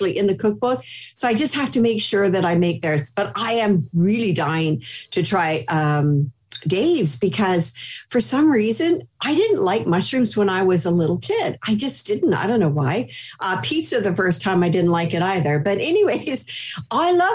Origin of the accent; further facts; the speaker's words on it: Canada; I grew up in Canada